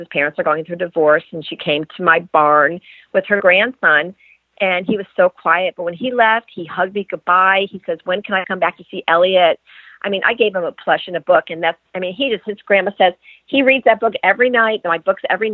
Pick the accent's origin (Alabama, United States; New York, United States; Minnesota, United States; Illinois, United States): New York, United States; Rochester; now in Florida, United States; I'm originally from Rochester, New York